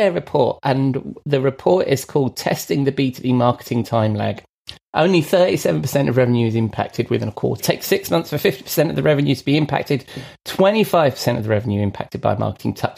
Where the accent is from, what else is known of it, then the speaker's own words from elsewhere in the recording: London, United Kingdom; I was born in London, not very far from the ground.